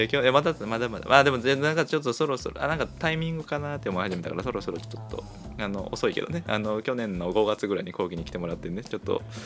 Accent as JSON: {"language": "Japanese", "region": "Kochi", "country": "Japan", "tie": "born or raised there", "said": "地元高 知県でしてね"}